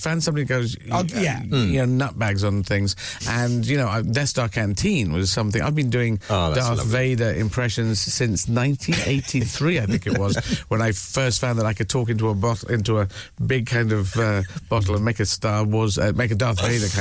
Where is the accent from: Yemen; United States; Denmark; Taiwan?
Yemen; moved away; I was born in Yemen